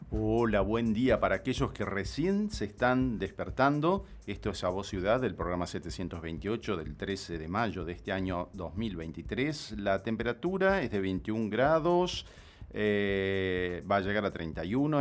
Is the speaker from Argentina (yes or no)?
yes; Tucumán, Argentina; now in Catamarca, Argentina; Yo soy tucumano, vivo acá hace muchos años en Catamarca